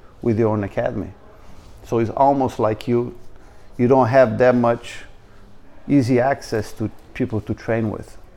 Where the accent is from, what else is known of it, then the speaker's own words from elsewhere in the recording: Rio de Janeiro, Brazil; I come from Rio, and my family being, you know, my grandfather moved to Rio